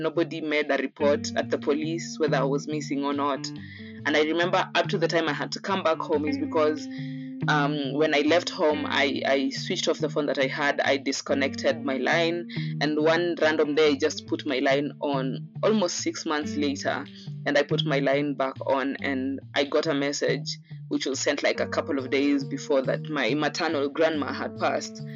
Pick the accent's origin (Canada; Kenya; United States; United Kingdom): Kenya; also born or lived in Mombasa / Nairobi / Taita; I was born in a city called Mombasa in Kenya, raised in partly Nairobi, Mombasa, and in bits and par- in parts and bits uh, in my hometown, which is Taita.